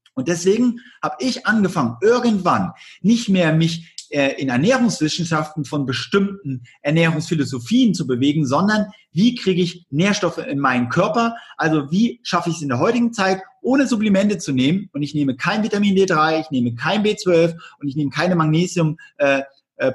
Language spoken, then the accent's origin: German; East Germany, Germany; ich komme aus der DDR.